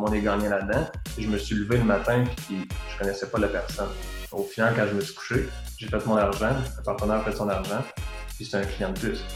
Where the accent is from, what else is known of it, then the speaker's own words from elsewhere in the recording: Trois-Rivières, Quebec, Canada; also born or lived in Valcartier; je viens de Trois-Rivières, j'ai vécu beaucoup à Québec